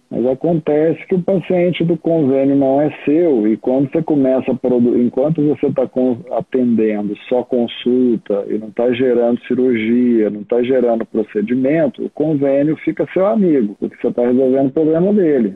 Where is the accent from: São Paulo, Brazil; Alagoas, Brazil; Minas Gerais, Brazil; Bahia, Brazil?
Minas Gerais, Brazil; moved away as an adult; Eu não sou daqui, sou de Minas